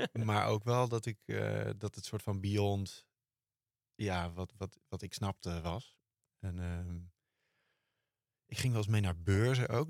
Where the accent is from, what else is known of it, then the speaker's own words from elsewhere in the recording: Driebergen, Utrecht, Netherlands; ik ben opgegroeid in Driebergen.